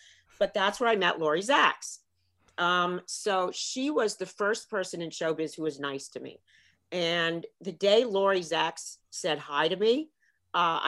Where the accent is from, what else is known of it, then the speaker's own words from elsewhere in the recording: Marion County, Indiana, United States; moved away as an adult; I grew up in Indiana. I don't like to brag, but Marion County, Indiana